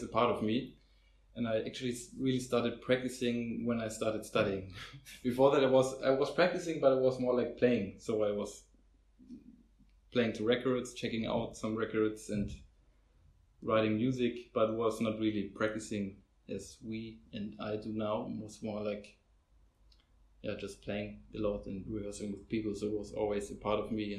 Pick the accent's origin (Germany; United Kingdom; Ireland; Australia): Germany; Hamburg; I'm basically from Hamburg, lived my whole life here